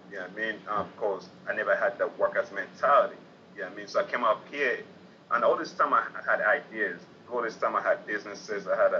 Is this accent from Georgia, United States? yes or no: yes; Atlanta, Georgia, United States; I come from Atlanta, where I'm used to living the Atlanta lifestyle.